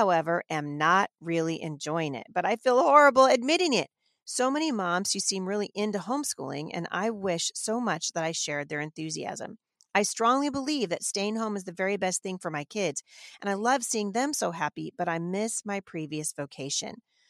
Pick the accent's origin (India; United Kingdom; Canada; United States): United States; Pacific Northwest; So I grew up in the Pacific Northwest, and frankly, I didn't even see the color of other people's skin until somebody pointed it out to me.